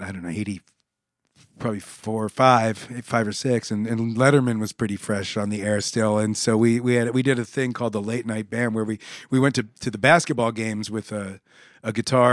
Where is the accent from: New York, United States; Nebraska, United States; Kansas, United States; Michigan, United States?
Nebraska, United States; Omaha; also born or lived in Pittsburgh, United States / San Antonio, United States; I grew up in Omaha.